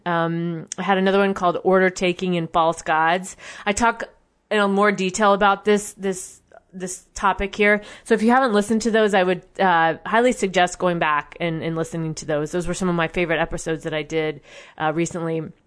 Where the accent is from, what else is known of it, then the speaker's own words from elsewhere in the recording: United States; as an American citizen